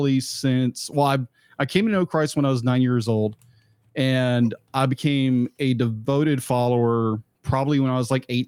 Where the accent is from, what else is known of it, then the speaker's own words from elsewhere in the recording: Jacksonville, Texas, United States; I'm from a small town in East Texas, Jacksonville, home of the tomato capital